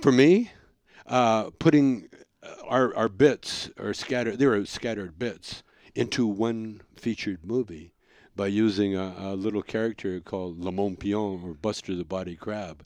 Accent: Canada; I'm a Canadian

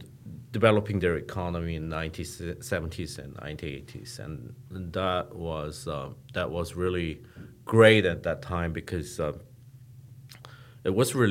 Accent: Geneva, Switzerland; English is a second language; I was growing up in Switzerland, Geneva.

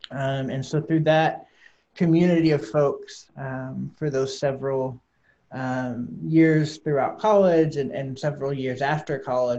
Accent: Valonia, Arkansas, United States; also born or lived in Atlanta, Georgia / Little Rock, Arkansas; I grew up here in Arkansas, a little town called Valonia, and have lived in Arkansas most of my life, with the exception of a two-year sojourn in Atlanta, Georgia. Moved to Little Rock about 5 years ago

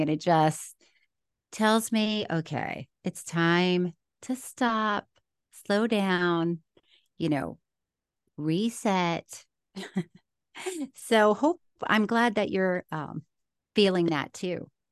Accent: Florida, United States; now in California, United States; I did grow up in Florida

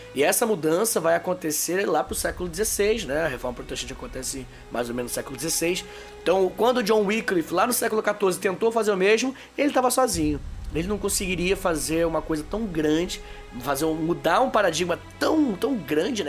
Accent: Brazil; a gente é brasileiro

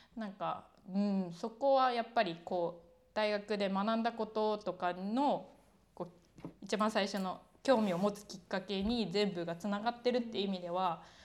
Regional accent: Kyoto, Japan; moved away as an adult; also born or lived in Tokyo / Denmark; 出身はさっき言った京都みたいな奈良みたいなところでそこに高校生までいた

